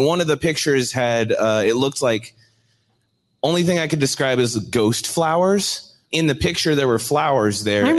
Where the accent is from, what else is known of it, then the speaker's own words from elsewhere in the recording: Omaha, Nebraska, United States; Omaha, Nebraska, yeah.